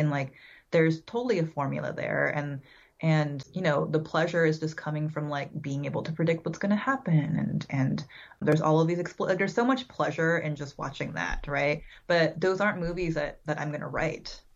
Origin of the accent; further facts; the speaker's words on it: San Francisco, California, United States; I was born in San Francisco, um, so I lived all around the Bay Area, California, for most of my childhood